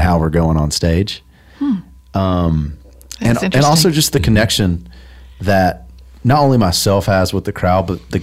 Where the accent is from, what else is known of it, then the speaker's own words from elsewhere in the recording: Tullahoma, Tennessee, United States; moved away; Tullahoma is about my hometown. It's my town, my hometown's name